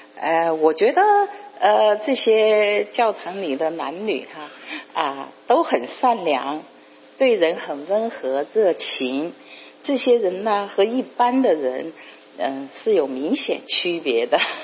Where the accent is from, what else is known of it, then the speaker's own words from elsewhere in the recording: Chongqing, China; moved away as an adult; also born or lived in United States; 来自中国重庆